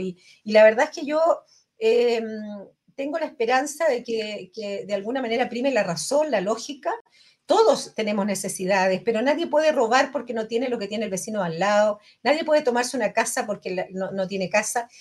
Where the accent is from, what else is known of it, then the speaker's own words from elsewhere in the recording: Chile; todos somos chilenos